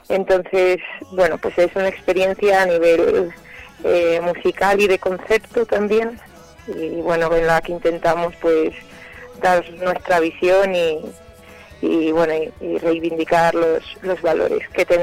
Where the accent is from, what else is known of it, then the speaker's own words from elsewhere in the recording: Zamora, Castile and León, Spain; yo soy de Zamora